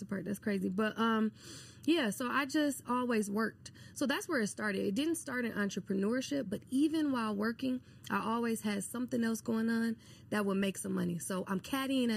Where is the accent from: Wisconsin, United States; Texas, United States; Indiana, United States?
Wisconsin, United States; Milwaukee; I'm born and raised in Milwaukee, Wisconsin.